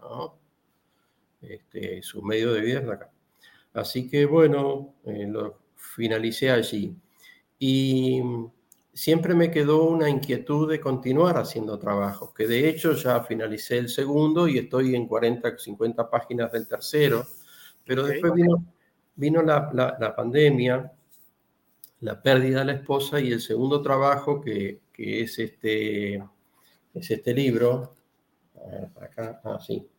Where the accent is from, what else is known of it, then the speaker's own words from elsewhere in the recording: Tacuarembó, Uruguay; nosotros somos de Tacuarembó